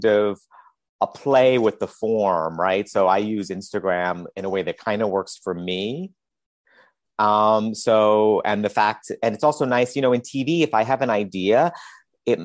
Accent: New York City, New York, United States; when I grew up in Queens

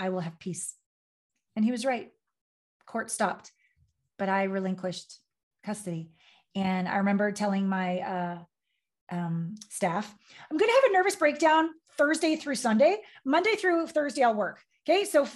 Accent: Canada; moved away as an adult; also born or lived in Los Angeles / Tokyo / New York; I'm from Canada. I left Canada on my Uncle Phil's 18-wheeler semi down to LA to be a model and a dancer.

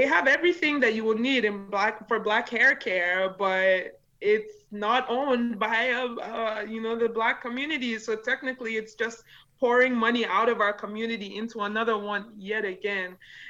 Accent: Nigeria; first language yo; English is a second language; And Ori in Yoruba language, which is my native tongue, means shea butter.

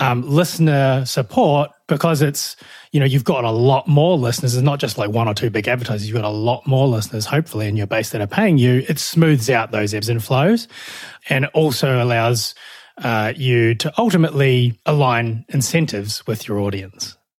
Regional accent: New Zealand; moved away as an adult; also born or lived in Melbourne, Australia

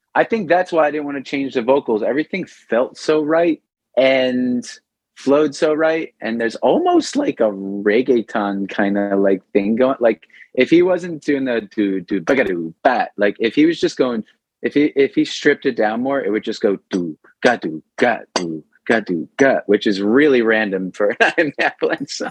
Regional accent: Long Island, New York, United States; my grandparents were born in Brooklyn, my dad was born in Brooklyn, and I was born in Long Island

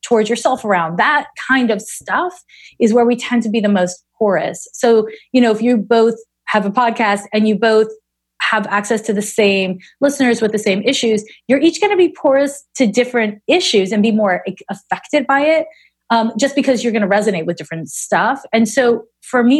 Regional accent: Montreal, Quebec, Canada; moved away as an adult; also born or lived in San Francisco; I'm from Montreal, where everybody is just like, meh

